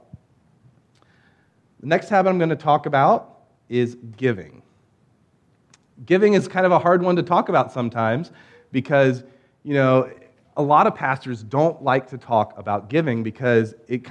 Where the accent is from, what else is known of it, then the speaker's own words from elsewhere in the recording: Norfolk, Virginia, United States; I grew up in the Hampton Roads area